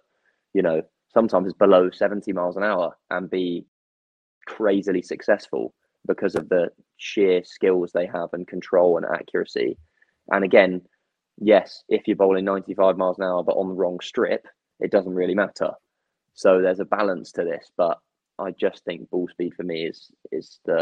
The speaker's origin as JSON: {"language": "English", "region": "England", "country": "United Kingdom", "said": "English, being English"}